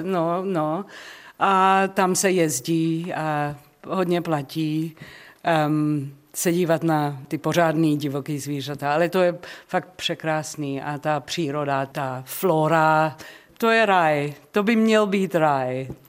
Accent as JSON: {"language": "Czech", "town": "Johannesburg", "region": "Gauteng", "country": "South Africa", "tie": "born or raised there", "second_language": "Czech", "moved": "yes", "said": "Já jsem z Johannesburgu"}